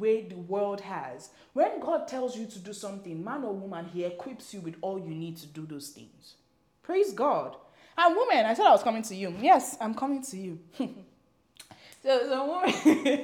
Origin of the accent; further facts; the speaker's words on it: Nigeria; I'm African, I'm Nigerian